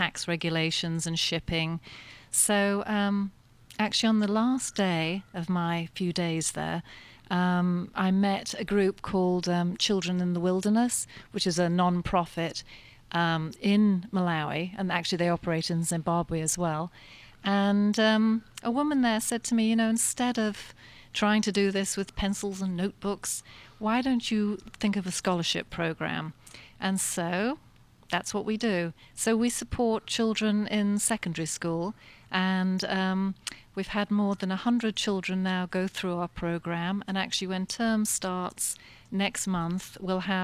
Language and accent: English; south of England, United Kingdom; moved away; I'm English, and I grew up in the south of England